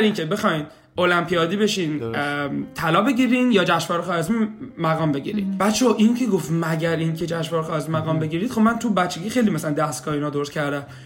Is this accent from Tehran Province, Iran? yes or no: no; Shiraz, Fars, Iran; moved away as an adult; also born or lived in Kitchener-Waterloo, Canada; now in Kitchener, Canada; سال 67 به دنیا اومدم اهل شیراز هستم